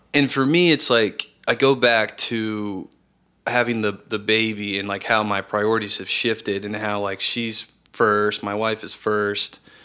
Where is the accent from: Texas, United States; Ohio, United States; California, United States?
Texas, United States; Round Rock; also born or lived in Austin, Texas; I am originally from Austin, Texas, and, uh, I was raised in Round Rock, a suburb north, north of Austin.